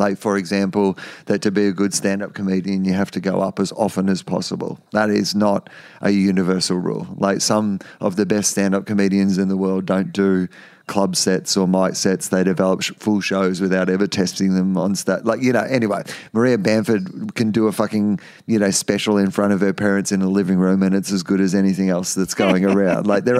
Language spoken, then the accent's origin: English; Australia; But growing up in Australia, 90% of the population lives on the coast, and you know, it was just part of the Australian identity to grow up and to swim.